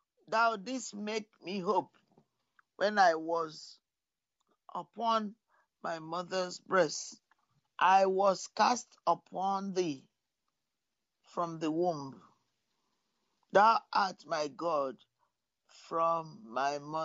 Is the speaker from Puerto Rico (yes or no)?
no; Nigeria; I was born in Nigeria